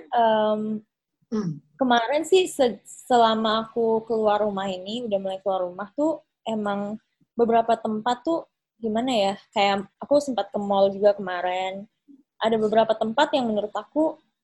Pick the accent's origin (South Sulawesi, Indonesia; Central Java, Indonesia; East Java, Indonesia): South Sulawesi, Indonesia; Makassar; sekarang kan di kota aku, kebetulan pas sekarang lagi di Makassar